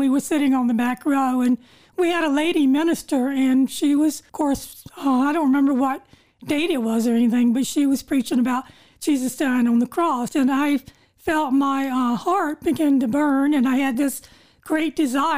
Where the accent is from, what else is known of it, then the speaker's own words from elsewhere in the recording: North Carolina, United States; I grew up in North Carolina.